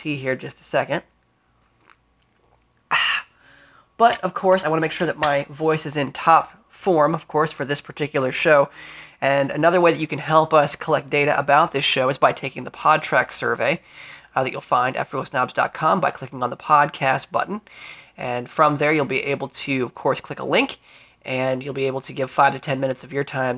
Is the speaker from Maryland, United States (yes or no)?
yes; Frederick, Maryland, United States; Frederick, Maryland, my hometown